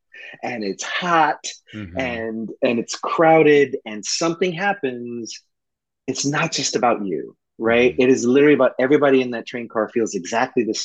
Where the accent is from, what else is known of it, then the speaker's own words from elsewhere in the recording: New York City, New York, United States; I grew up in the projects of East New York, Brooklyn